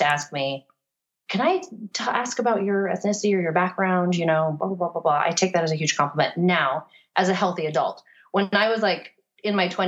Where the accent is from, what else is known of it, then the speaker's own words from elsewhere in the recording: Florida, United States; moved away; also born or lived in Virginia; when I grew up in Florida, everyone's tan there all the time